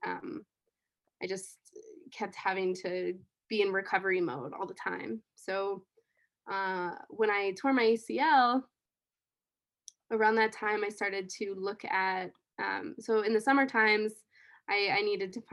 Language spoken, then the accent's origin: English; Rifle, Colorado, United States; I grew up around the Colorado River. It flowed right through my hometown, which was Rifle, in Colorado